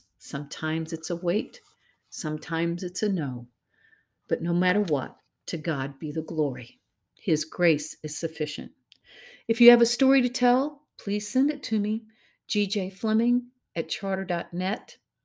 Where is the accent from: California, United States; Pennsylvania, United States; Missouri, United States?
Missouri, United States; I'm from Missouri, after all. That's the show me state, ladies.